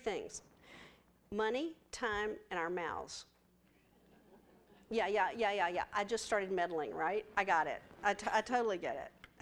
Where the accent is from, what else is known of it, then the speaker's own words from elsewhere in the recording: West Texas, United States; I'm from West Texas